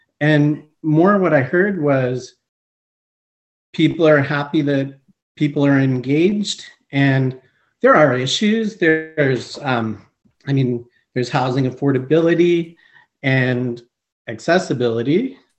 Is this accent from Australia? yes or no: no; Montreal, Quebec, Canada; also born or lived in Eastern Canada; So I am originally from Montreal, Quebec. I grew up Eastern Canada largely, and then our family settled around the GTA.